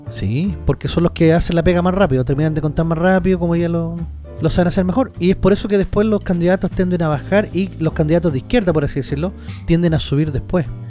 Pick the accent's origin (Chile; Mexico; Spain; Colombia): Chile; nosotros los chilenos